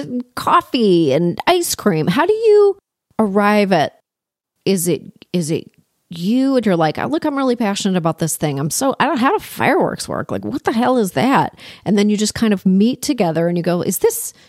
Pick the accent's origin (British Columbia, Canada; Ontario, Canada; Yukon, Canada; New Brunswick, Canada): Ontario, Canada; Toronto; I grew up in Toronto, in Canada